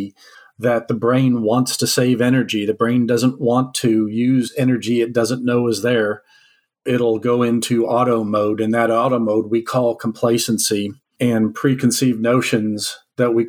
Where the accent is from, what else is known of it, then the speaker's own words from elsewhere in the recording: Alberta, Canada; also born or lived in Texas; I was born in Canada to parents who were from Texas.